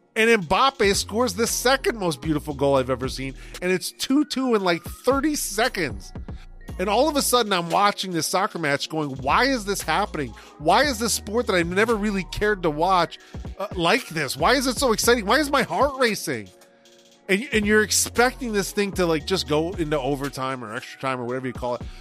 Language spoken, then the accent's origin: English; United States; as an American